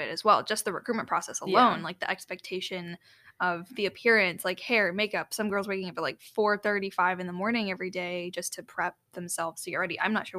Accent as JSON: {"language": "English", "town": "Chicago", "region": "Illinois", "country": "United States", "moved": "as an adult", "said": "as a Chicagoan."}